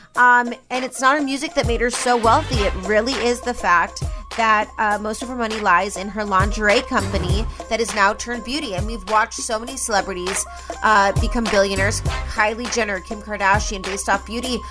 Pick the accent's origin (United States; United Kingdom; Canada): United States; Las Vegas, Nevada; i come from Vegas